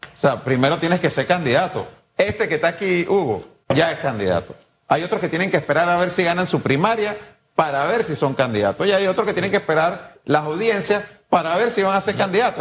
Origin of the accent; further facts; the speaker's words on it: Panama; yo no quiero volver a vivir eso como panameño